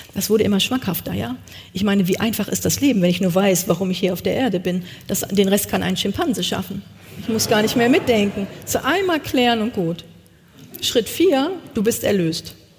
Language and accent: German; East Westphalia-Lippe, North Rhine-Westphalia, Germany; Ich komme aus Ostwestfalen-Lippe